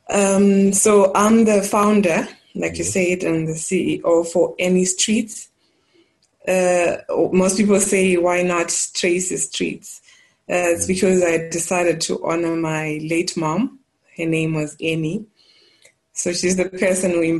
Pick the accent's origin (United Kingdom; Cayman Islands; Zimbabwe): Zimbabwe; Glendale, Mashonaland Central; also born or lived in Mutoko, Zimbabwe / KwaZulu-Natal, South Africa; I was born and bred in Mashonaland Central. And so I grew up in a small town. I would call it a town, but it's smaller than that. It's called Glendale, just 70 k's from Harare